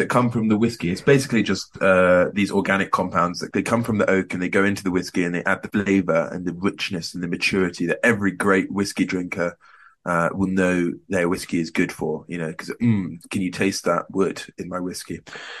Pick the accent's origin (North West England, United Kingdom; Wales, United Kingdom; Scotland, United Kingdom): Scotland, United Kingdom; Can I say I'm from Scotland? I can say I'm from Scotland.